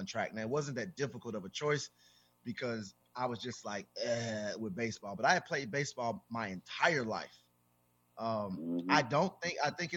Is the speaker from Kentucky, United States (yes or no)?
no; Louisiana, United States; I'm from Louisiana